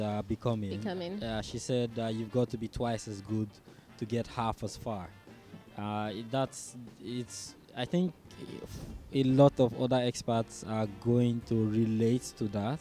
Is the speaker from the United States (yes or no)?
no; Nigeria; moved away; someone asks me, oh, where are you from? And I say Nigeria